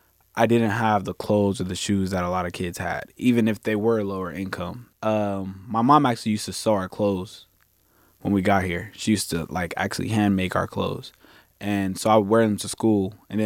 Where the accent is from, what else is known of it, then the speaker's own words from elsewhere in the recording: United States; also born or lived in Zambia / Rwanda / Columbus; I grew up in America, but I have roots in Africa.